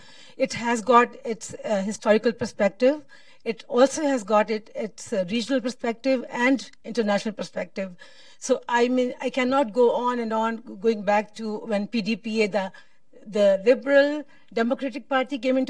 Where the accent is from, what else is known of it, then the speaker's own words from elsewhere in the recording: Pakistan; I'm from Pakistan.